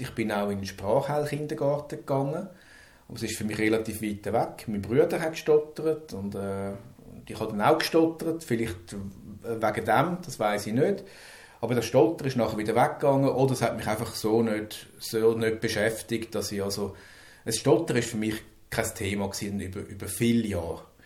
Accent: Zurich, Switzerland; ich komme aus Zürich

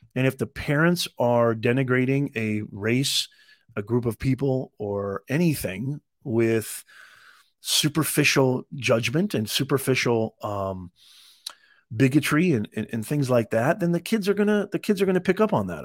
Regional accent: Evansville, Indiana, United States; also born or lived in Utah; now in California, United States; I was born in Utah, grew up in Evansville, Indiana, I now live in California

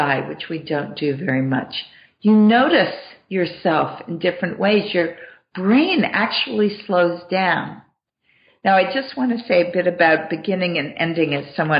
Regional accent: Massachusetts, United States; I grew up in Massachusetts

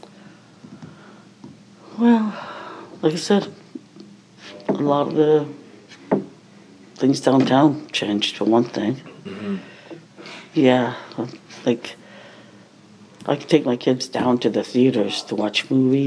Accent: Baden, Ontario, Canada; also born or lived in New Brunswick; I was born in Baden. I lived here, and I left home 15

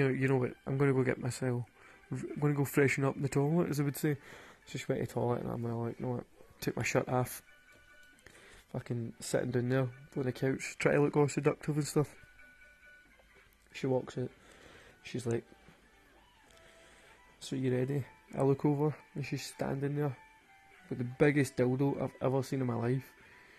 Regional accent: Glasgow, Scotland, United Kingdom; If you can't tell by my accent by now, I'm from Glasgow in Scotland.

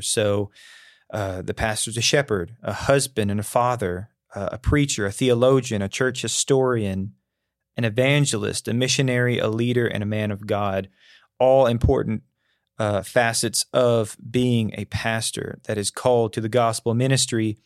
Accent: North Alabama, United States; moved away as an adult; now in Tennessee, United States; growing up in North Alabama

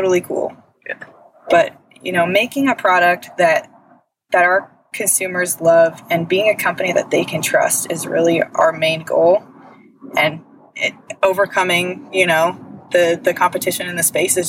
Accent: Westlake Village, California, United States; also born or lived in upstate New York; I moved back home to California

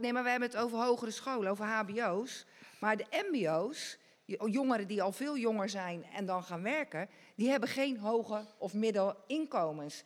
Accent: Dordrecht, South Holland, Netherlands; ik ken mijn jeugd hier in Dort echt als eh, ja, hartstikke leuk

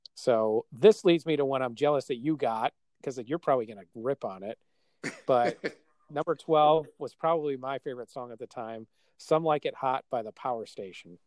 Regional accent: Milwaukee, Wisconsin, United States; we're from Milwaukee

